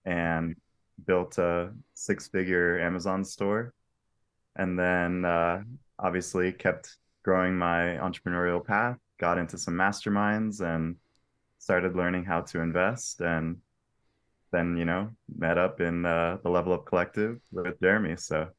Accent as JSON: {"language": "English", "town": "Asheville", "region": "North Carolina", "country": "United States", "tie": "born or raised there", "also_born_or_lived": "South Florida", "said": "I was born in South Florida, lived there through elementary school, moved to North Carolina, and was there from elementary school through high school. Loved Asheville, North Carolina."}